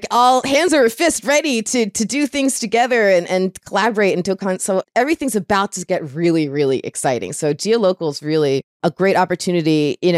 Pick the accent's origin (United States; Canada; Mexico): United States; Florida; I'm from Florida. So being from Florida